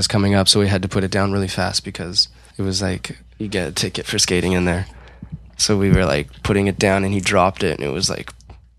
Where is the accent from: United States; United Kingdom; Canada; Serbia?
Canada; Calgary, Alberta; moved away as an adult; now in Montreal, Canada; Yeah, I'm Bonesian. Boness was the complete opposite end of where Tyler's from. Both are low income